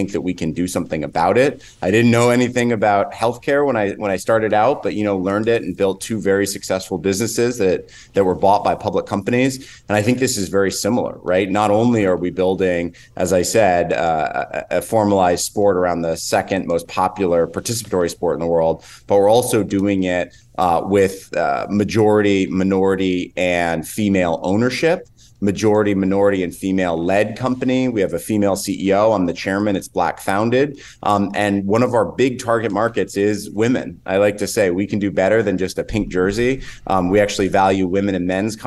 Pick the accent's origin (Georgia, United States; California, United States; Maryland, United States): California, United States; Northern; I grew up in Northern California